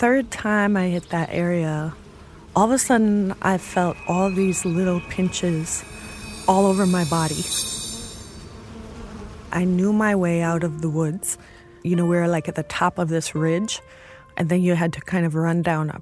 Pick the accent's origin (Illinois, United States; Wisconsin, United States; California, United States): Illinois, United States; Chicago; I'm from Chicago, Illinois